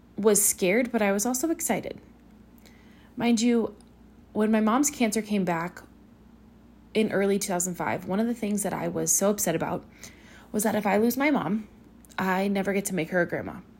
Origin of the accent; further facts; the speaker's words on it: Pacifica, California, United States; also born or lived in Woodland; back in my hometown of Pacifica